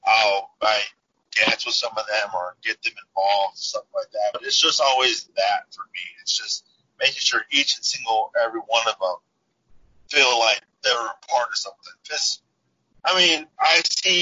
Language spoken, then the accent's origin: English; Texas, United States; moved away; I'm from Texas originally